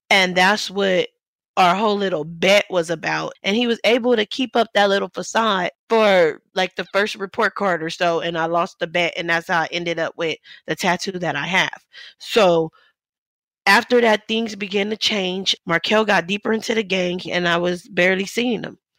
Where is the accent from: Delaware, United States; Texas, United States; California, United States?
California, United States; Los Angeles; Growing up in South Central LA, my father grew up without his dad.